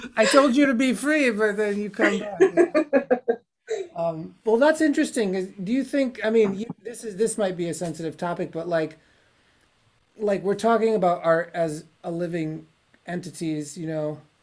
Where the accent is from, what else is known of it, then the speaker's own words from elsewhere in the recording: United States; being an American